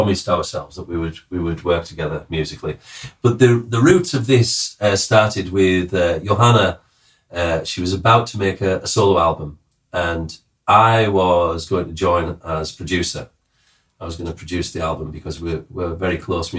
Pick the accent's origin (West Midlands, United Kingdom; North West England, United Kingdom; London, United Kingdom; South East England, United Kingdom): North West England, United Kingdom; Cumbria; I'm from the other side, Cumbria